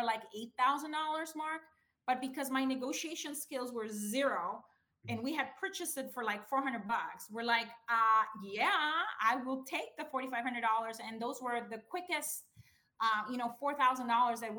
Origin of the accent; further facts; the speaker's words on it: Honduras; moved away as an adult; now in United States; I'm originally from Honduras. It's this tiny little country in Central America, in case you don't know. I came here in 1995.